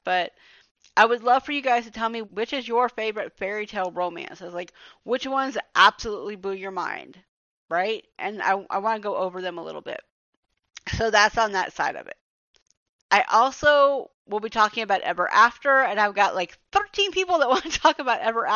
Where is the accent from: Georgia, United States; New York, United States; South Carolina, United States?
Georgia, United States; this is my home state